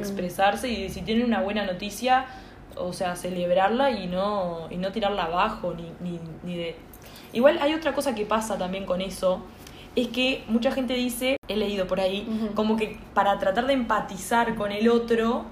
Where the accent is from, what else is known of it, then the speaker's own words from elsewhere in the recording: Uruguay; moved away as an adult; now in Montevideo, Uruguay; soy del interior de, Uruguay